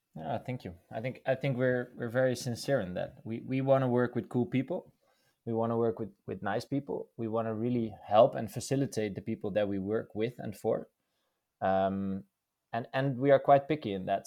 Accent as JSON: {"language": "English", "country": "Netherlands", "tie": "born or raised there", "said": "born and raised in the Netherlands."}